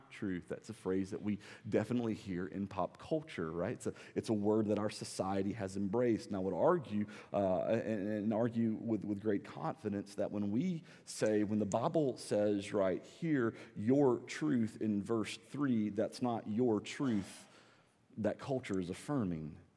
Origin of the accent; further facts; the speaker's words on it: the South, United States; accent: Southern; I don't think that I have a really strong Southern accent